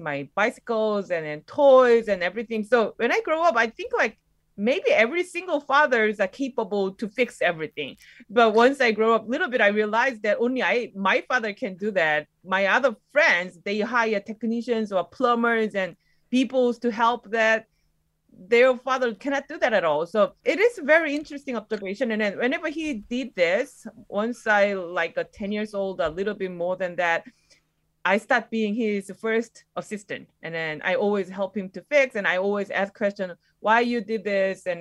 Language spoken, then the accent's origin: English; South Korea; moved away as an adult; I grew up in Korea. It's a little bit rural area.